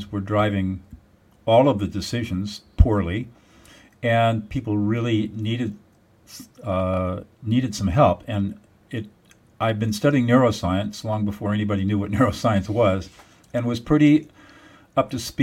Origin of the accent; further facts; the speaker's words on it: Southern California, United States; I grew up in Southern California